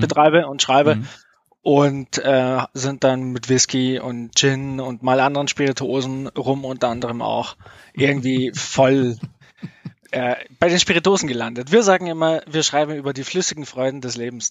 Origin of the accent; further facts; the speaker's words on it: near Munich, Bavaria, Germany; ich bin aus der Nähe von München